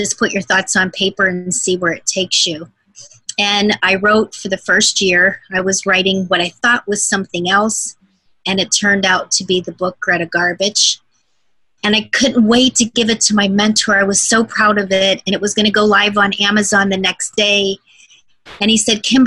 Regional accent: Arizona, United States; moved away as an adult; now in Hawaii, United States; I'm originally from Arizona, most of my adult life lived there.

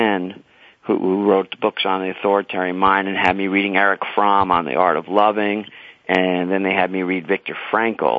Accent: New York City, New York, United States; also born or lived in Leonia, New Jersey; In New York City, I'm pretty much a New Yorker

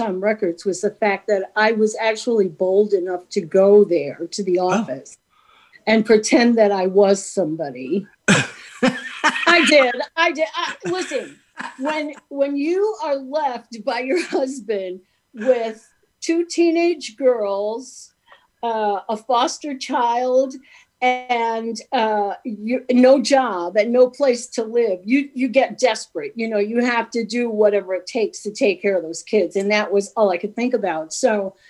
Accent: New York City, New York, United States; moved away as an adult; now in Midwest, United States; I grew up in Brooklyn

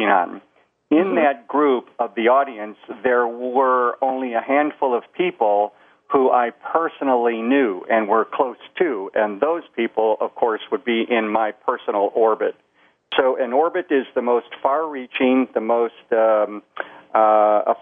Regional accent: Chicago, Illinois, United States; I was born and raised in Chicago.

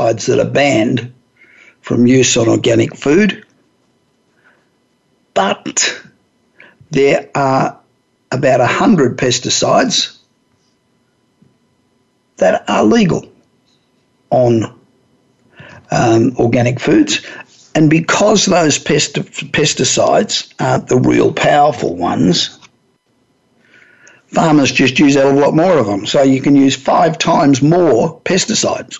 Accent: Los Angeles, California, United States; broadcasting today from my hometown of Los Angeles

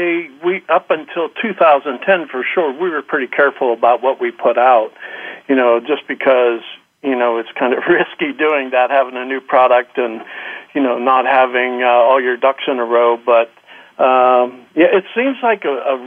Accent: Pennsylvania, United States; I grew up in Pennsylvania, been here all my life

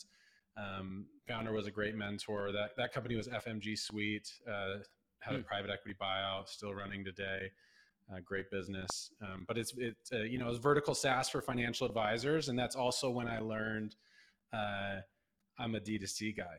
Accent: Southern Utah, United States; I grew up in Southern Utah

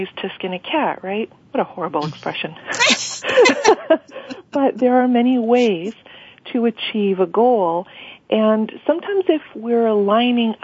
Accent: Montreal, Quebec, Canada; moved away as an adult; now in Ottawa, Canada; I was born and raised in Montreal and have been living in Ottawa for about 10 years

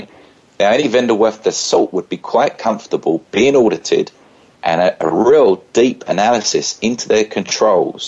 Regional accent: United Kingdom; Being a British citizen

